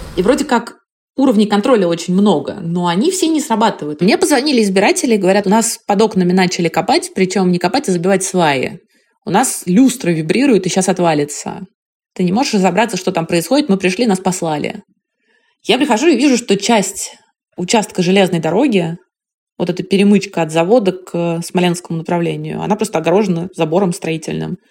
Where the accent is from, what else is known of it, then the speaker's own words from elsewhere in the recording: Moscow, Russia; я жила, выросла на Кутузовском проспекте